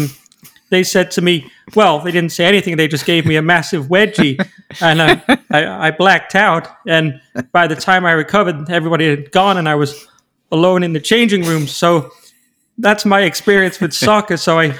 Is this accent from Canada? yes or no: yes; Canada; Anyway, but as a Canadian, I don't really follow soccer.